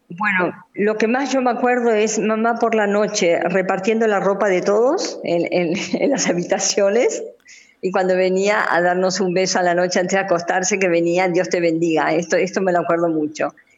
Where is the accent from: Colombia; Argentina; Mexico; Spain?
Argentina; moved away; also born or lived in Democratic Republic of the Congo